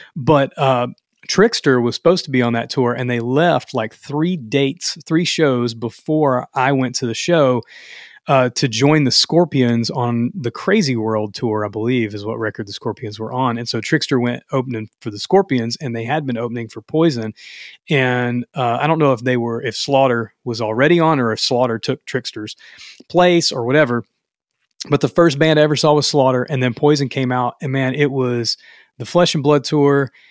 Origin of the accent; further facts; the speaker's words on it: the South, United States; I'm from the South